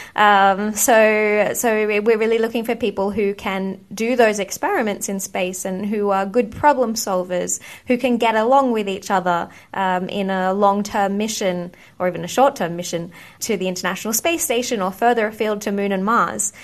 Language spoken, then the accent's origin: English; Australia; moved away as an adult; also born or lived in United Kingdom; I grew up in Australia